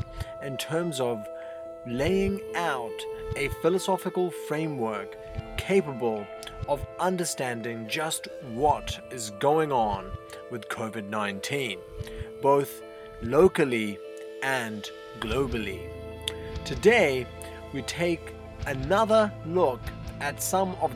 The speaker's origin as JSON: {"language": "English", "country": "India", "tie": "born or raised there", "moved": "yes", "lives_now": "New Zealand", "said": "Having been born and brought up in India"}